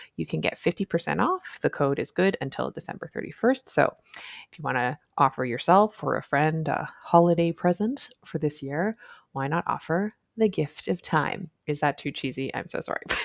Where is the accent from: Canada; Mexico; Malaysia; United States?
Canada; I'm a Canadian family physician